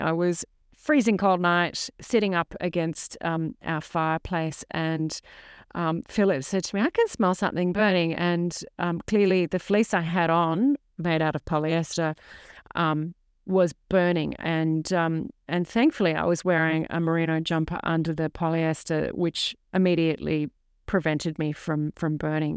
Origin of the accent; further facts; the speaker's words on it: Sydney, New South Wales, Australia; now in mid-north coast, New South Wales, Australia; I was raised in Middle Harbour, Sydney